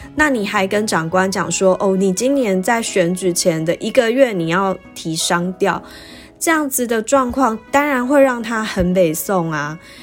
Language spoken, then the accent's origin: Chinese; Taichung, Taiwan; moved away as an adult; also born or lived in New Taipei / Kaohsiung; now in Taipei, Taiwan; 我的家乡是在台中嘛，所以从高雄调回台中的时候就用返乡的理由